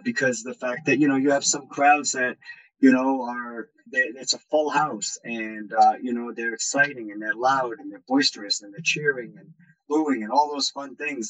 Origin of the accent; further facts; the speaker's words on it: Rhode Island, United States; moved away; my home state of Rhode Island